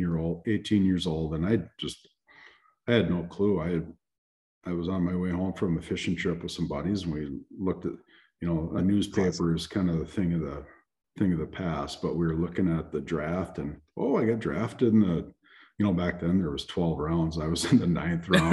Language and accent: English; about 80 miles west of Duluth, Minnesota, United States; I live about, and I still do, about 80 miles west of Duluth